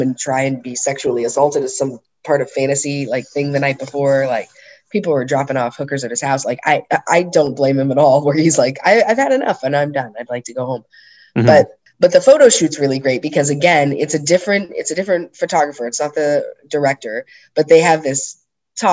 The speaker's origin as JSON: {"language": "English", "country": "United States", "said": "I'm American"}